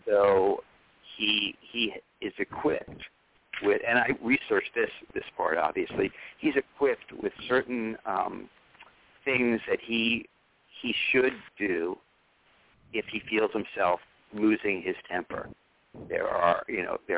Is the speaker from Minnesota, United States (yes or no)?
no; New York City, New York, United States; I grew up on Madison Avenue